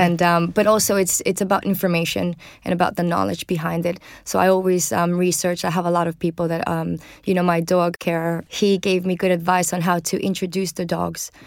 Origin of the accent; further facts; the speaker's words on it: Venezuela; moved away; I grew up in Venezuela